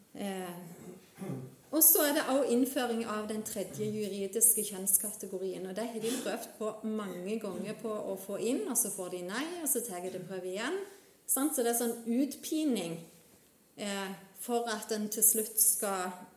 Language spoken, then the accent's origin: Norwegian; Vigrestad, Rogaland, Norway; moved away as an adult; now in Namsos, Norway; jeg er opprinnelig fra Jæren, fra Vigrestad